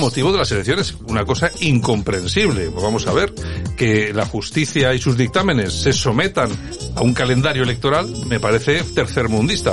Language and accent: Spanish; Spain; nosotros como españoles